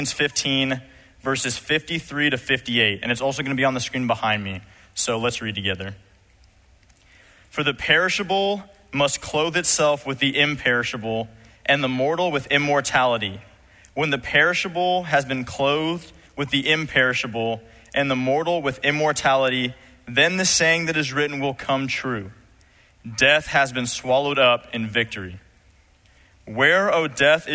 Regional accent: Los Angeles, California, United States; I was growing up in Los Angeles, California.

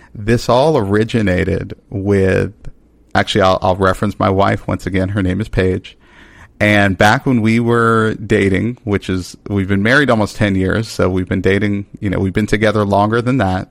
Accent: Dallas, Texas, United States; I grew up in Dallas, Texas

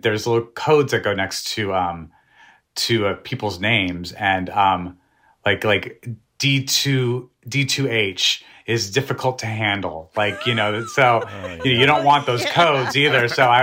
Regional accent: New Mexico, United States; I'm from New Mexico. We love the food we grew up eating.

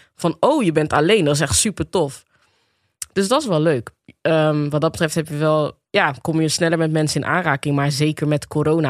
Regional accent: Rotterdam, South Holland, Netherlands; geboren en getogen in Rotterdam. Eh, opgegroeid in de Afrikanerwijk.

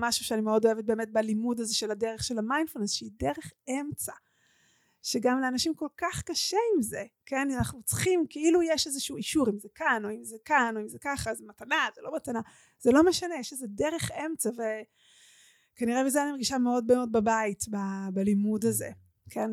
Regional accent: Omer, Southern District, Israel; עברו מירושלים לעומר ונפתחה שם הקהילה שלתוכה אני גדלתי

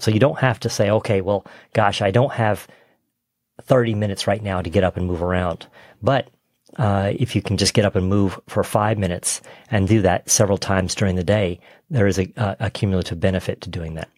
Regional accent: Texas, United States; I grew up in Texas

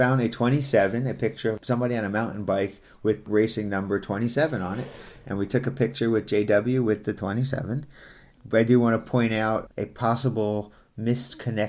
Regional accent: United States; I'm from the States.

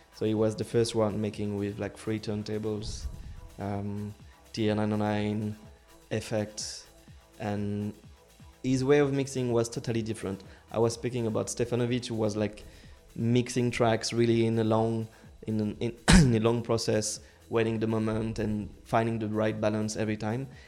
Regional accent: Lyon, Auvergne-Rhône-Alpes, France; English is a second language; my hometown, Lyon

